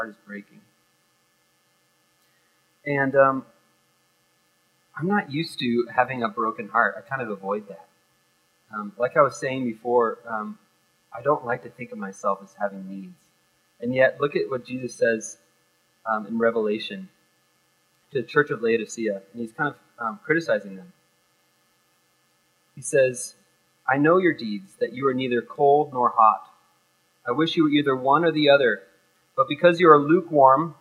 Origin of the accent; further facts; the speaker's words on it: United States; growing up in America